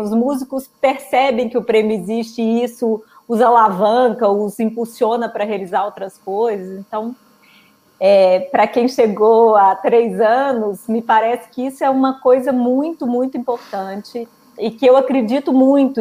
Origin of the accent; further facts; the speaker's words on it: Belo Horizonte, Minas Gerais, Brazil; moved away as an adult; also born or lived in São Paulo; voltei para Belo Horizonte, que é minha cidade natal